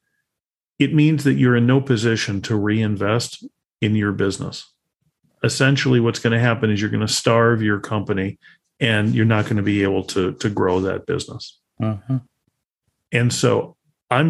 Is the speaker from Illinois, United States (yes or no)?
yes; Chicago, Illinois, United States; I come from Chicago